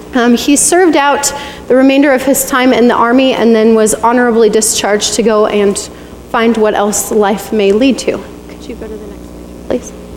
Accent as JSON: {"language": "English", "town": "Bailey", "region": "Colorado", "country": "United States", "tie": "born or raised there", "also_born_or_lived": "Reno, Nevada", "moved": "as an adult", "said": "growing up in Bailey, Colorado"}